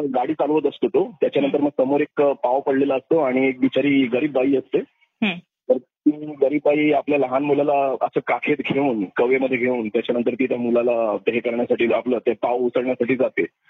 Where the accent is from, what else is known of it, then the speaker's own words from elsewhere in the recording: Mumbai, Maharashtra, India; also born or lived in Satara / Panvel; माझा जन्म सतरा ऑगस्ट एकोणीशे एक्याऐंशी मी प्रॉपर मुंबईचा आहे नेहरूकर हॉस्पिटल लोअर मध्ये जे आहे तिथे माझा जन्म झाला